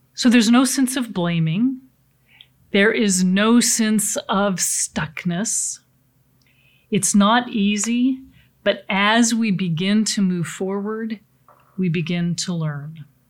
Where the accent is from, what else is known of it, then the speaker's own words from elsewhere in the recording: Pacific Northwest, United States; I come from the Pacific Northwest, uh, beautiful lakes, lots of sailing there